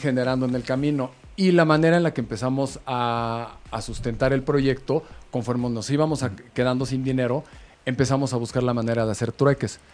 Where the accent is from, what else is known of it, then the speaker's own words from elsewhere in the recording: Mexico; somos mexicanos